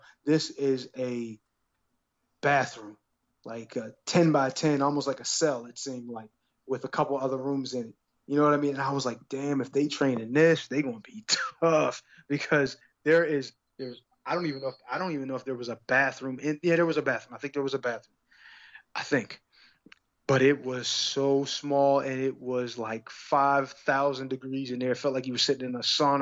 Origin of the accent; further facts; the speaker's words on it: Pittsburgh, Pennsylvania, United States; moved away; I'm from Pittsburgh